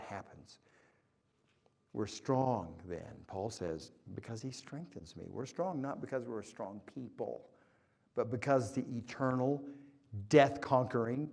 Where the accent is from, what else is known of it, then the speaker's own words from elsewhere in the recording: Oklahoma, United States; moved away; I grew up in Oklahoma, by the way. All my family is still in Oklahoma. That's why I talk like this